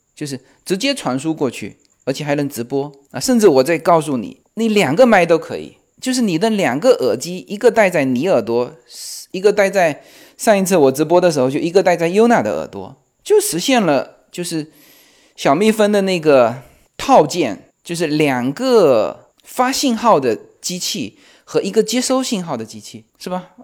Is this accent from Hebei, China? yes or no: no; Fujian, China; accent: Fujian; 因为我们附件口音嘛